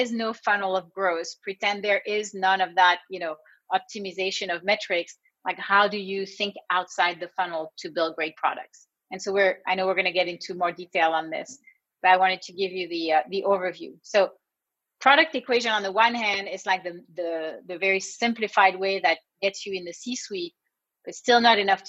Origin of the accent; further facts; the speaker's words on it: California, United States; I'm from California